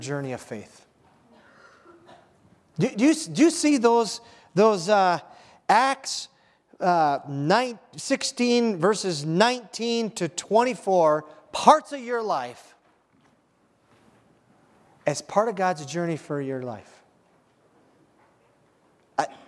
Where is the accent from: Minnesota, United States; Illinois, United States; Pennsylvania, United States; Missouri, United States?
Minnesota, United States; Iron Range; I'm from the Iron Range. We have a lot of tough guys up in the Iron Range